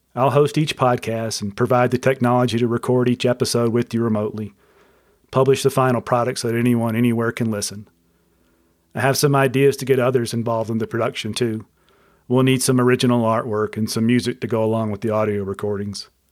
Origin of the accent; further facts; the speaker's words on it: Mobile, Alabama, United States; I was born on September twentieth, nineteen sixty-seven, in Mobile, Alabama